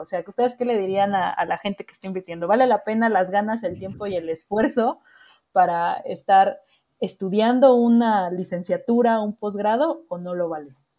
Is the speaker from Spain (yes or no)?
no; Mexico; nosotros como mexicanos